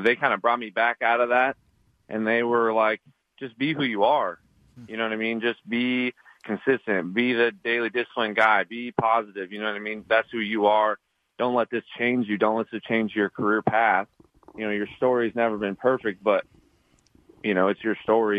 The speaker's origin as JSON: {"language": "English", "region": "Montana", "country": "United States", "said": "I'm I'm from Montana"}